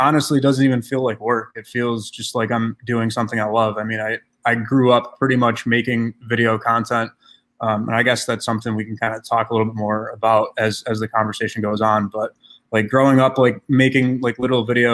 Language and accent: English; Hamburg, New York, United States; also born or lived in Lackawanna, New York / Buffalo, New York; I grew up in Lackawanna, and I ended up moving to Hamburg, and that's where I met Derek. Derek and I actually lived behind each other and grew up behind each other